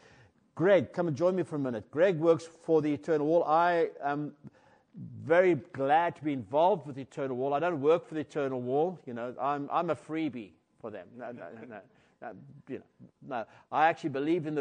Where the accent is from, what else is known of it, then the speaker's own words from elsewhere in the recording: Cape Town, Western Cape, South Africa; I was born in Cape Town and grew up in a Christian family